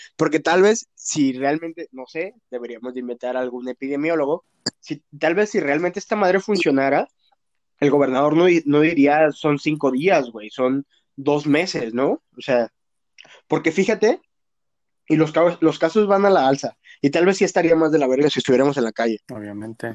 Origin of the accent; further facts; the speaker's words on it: Jalisco, Mexico; Qué bueno que vivo en Jalisco, qué bueno que soy de Jalisco